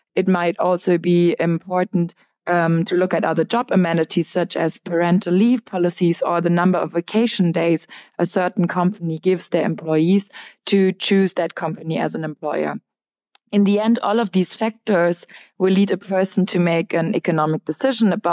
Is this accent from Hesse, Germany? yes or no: yes; Frankfurt, Hesse, Germany; moved away as an adult; also born or lived in London; now in Berlin, Germany; I studied for my undergrad in Frankfurt, my hometown